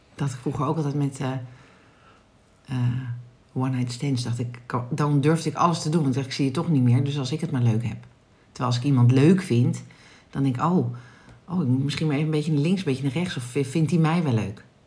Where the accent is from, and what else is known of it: Netherlands